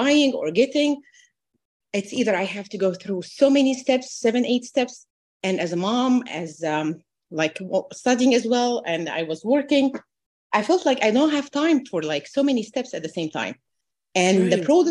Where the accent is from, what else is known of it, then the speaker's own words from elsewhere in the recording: Egypt; moved away as an adult; also born or lived in New Jersey, United States; now in United States; I'm originally from Egypt. I moved with my husband and two daughters